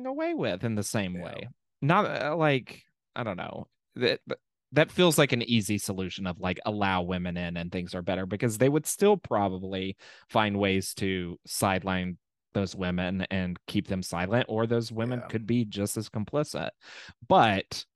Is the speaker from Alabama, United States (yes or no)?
yes; Birmingham, Alabama, United States; I'm from Birmingham.